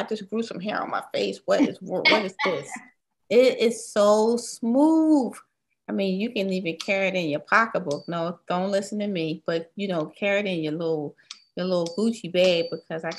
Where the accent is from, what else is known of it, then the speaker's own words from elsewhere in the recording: the North, United States; we're all from the north